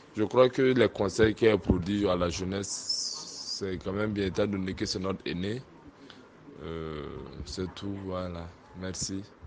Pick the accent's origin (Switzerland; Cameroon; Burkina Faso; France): Burkina Faso; Chez nous, au Burkina